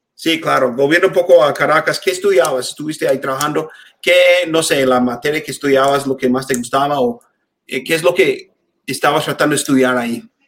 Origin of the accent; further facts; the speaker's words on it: United States; Spanish is a second language; also born or lived in Mexico City; crecí en un pueblo muy chiquito aquí en Estados Unidos